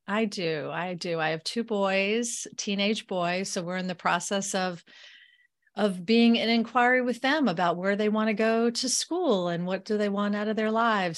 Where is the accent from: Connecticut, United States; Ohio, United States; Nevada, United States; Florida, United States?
Florida, United States; moved away; I am born and raised in Florida. So, I'm a Floridian